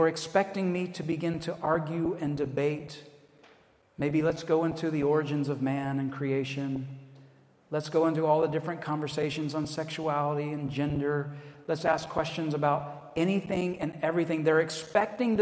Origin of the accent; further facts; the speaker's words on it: Atlanta, Georgia, United States; accent: American; moved away as an adult; also born or lived in Virginia; now in Edinburgh, United Kingdom; I say, I'm from Atlanta in the States